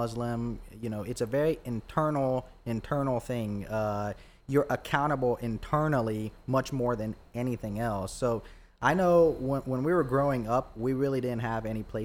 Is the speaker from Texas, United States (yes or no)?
no; Troy, Alabama, United States; moved away as an adult; also born or lived in Boonville, Indiana; now in Dothan, United States; I grew up in Troy